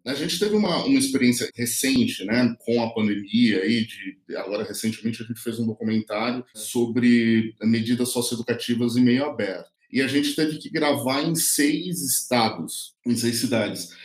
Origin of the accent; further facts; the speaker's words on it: São Paulo, Brazil; eu vim da periferia de São Paulo, né? Hoje a produtora fica aqui na Vila Maria Mariana, mas eu nasci na periferia